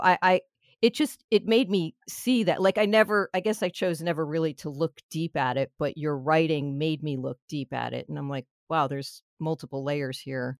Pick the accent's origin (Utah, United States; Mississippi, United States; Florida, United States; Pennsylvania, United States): Florida, United States; Miami; I'm more South, I'm like Miami